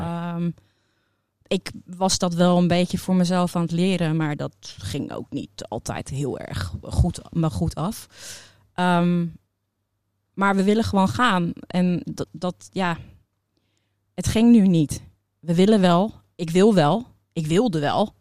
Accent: Netherlands; Wij gaan als Nederlanders

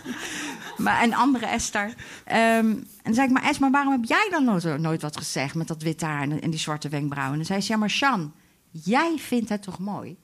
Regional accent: Delft, South Holland, Netherlands; ik ben geboren in Delft in 1977

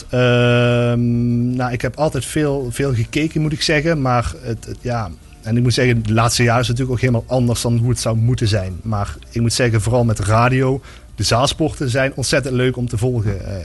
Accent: Gulpen, Limburg, Netherlands; also born or lived in Maastricht; Ik, ik kom uit Gulpen, 25 eh, eh, jaar oud.

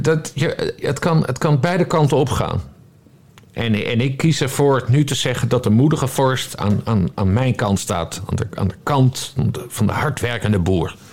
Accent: Friesland, Netherlands; Ik ben geboren en getogen in Friesland

